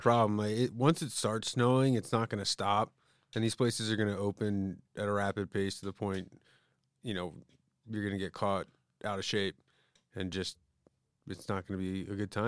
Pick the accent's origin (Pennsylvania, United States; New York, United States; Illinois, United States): Pennsylvania, United States; Conshohocken; moved away; I'm from the East Coast